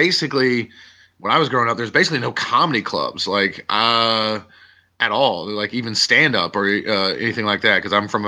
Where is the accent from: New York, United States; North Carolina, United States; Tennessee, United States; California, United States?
North Carolina, United States; My entire family's from Chicago, but I was born and raised in North Carolina.